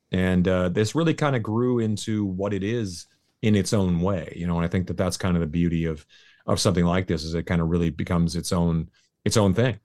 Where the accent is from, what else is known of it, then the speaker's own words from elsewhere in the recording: Canada; now in Las Vegas, United States; I'm Canadian